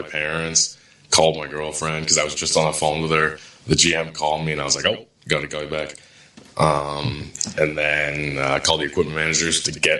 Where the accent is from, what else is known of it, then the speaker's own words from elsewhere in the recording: Ontario, Canada; But obviously, I just growing up outside of Toronto, watch like every Leafs game.